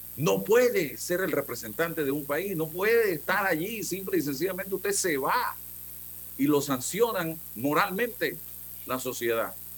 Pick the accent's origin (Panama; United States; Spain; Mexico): Panama; un país como el nuestro